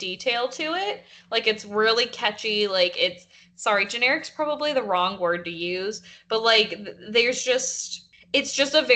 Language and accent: English; the South, United States; growing up in the South in, like, 2008, 2009